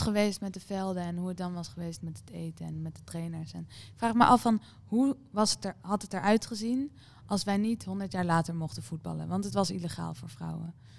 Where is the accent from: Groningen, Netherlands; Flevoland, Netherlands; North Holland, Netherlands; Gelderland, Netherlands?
North Holland, Netherlands; Amsterdam; ik ben toevallig voor Ajax omdat ik uit Amsterdam kom